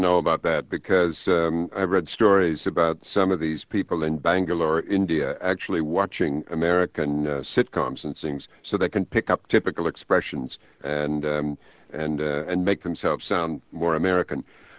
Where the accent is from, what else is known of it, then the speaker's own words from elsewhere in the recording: Canada; accent: transatlantic; also born or lived in United Kingdom; having a sort of transatlantic accent because I lived a long time in Britain, mm-hmm. and as well as growing up in Canada.